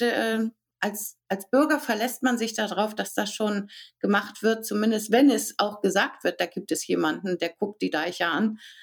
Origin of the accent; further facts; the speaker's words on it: Hamburg, Germany; ich komme aus Hamburg